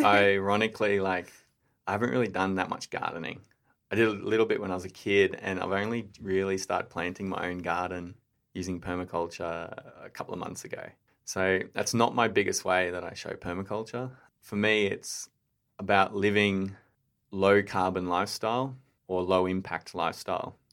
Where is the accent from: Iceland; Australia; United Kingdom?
Australia; Brisbane, Queensland; moved away as an adult; also born or lived in Gold Coast; now in Hepburn, Australia; I grew up in Brisbane, pretty well off, just on the west side of Brisbane